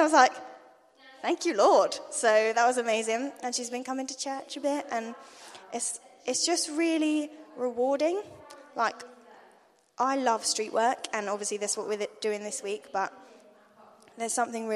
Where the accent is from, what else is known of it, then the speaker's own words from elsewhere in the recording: London, United Kingdom; now in Attleborough, United Kingdom; I'm from London